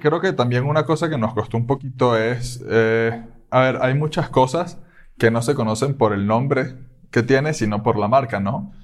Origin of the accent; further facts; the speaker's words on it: Caracas, Capital District, Venezuela; moved away as an adult; now in Querétaro, Mexico; soy de Venezuela, de Caracas